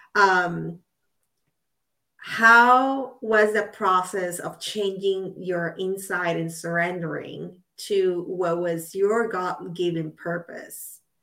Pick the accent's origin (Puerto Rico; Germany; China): Puerto Rico; I'm from Puerto Rico